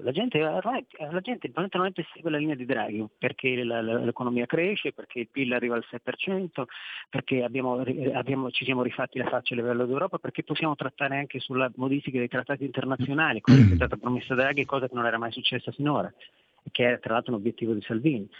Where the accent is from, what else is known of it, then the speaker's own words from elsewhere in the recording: Veneto, Italy; Io vengo dal Veneto